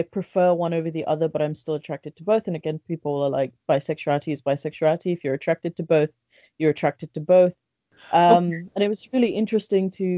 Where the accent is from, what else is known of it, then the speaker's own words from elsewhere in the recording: London, United Kingdom; also born or lived in Bangladesh; I was born in Bangladesh. I was raised here. I've lived in London for most of my life